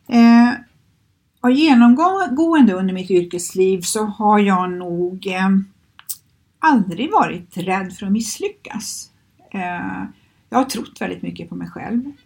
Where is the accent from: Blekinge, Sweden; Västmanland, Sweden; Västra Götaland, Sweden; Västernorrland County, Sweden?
Västra Götaland, Sweden; Skövde; moved away as an adult; now in Stockholm, Sweden; i Skövde där jag kommer ifrån